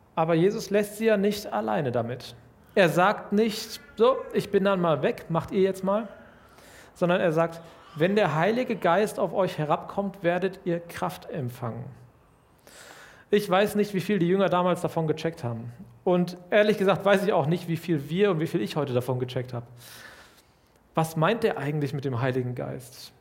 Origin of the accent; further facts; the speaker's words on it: Lüdenscheid, North Rhine-Westphalia, Germany; Ich komme aus Lüdenscheid, einer mittelkleinen Stadt in Nordrhein-Westfalen